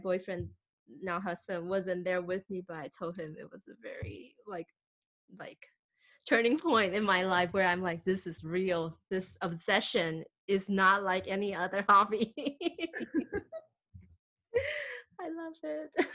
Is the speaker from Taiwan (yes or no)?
yes; Taiwan; now in United States; I'm from Taiwan, living in the US, traveling to Japan.